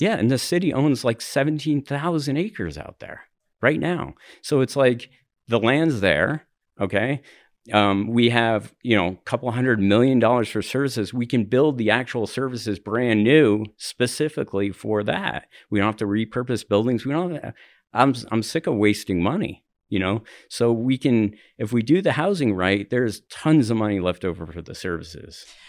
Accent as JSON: {"language": "English", "region": "New Jersey", "country": "United States", "also_born_or_lived": "Highlands, Denver, Colorado / New York City", "moved": "yes", "lives_now": "Denver, United States", "said": "I'm from New Jersey."}